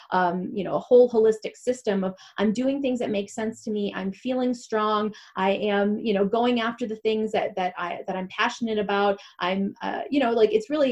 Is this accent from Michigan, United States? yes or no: yes; Michigan, United States; moved away; also born or lived in Atlanta; Every break when I came from Atlanta to Michigan to come home to my family